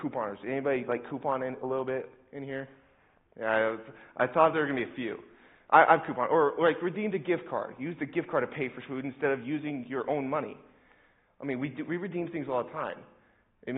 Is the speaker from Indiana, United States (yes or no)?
yes; Indianapolis, Indiana, United States; I'm from Indianapolis, this is my home